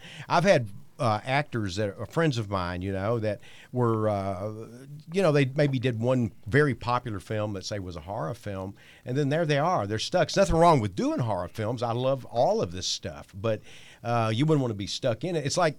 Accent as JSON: {"language": "English", "region": "Texas", "country": "United States", "said": "I'm from Texas"}